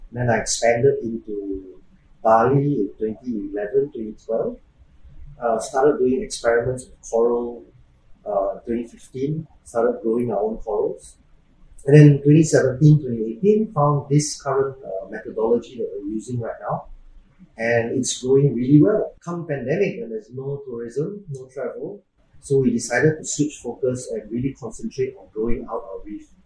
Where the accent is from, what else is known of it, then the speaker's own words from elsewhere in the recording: Singapore; so, I'm Singaporean. I born and bred there